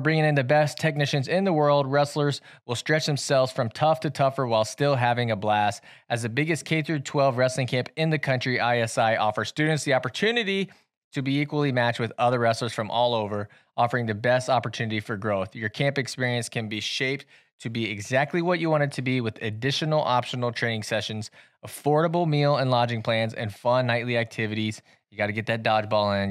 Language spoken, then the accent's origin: English; Centerville, United States; moved away; we had to go down to my hometown